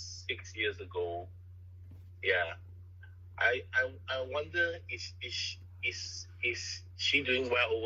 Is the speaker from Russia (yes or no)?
no; Malaysia; I'm from Malaysia.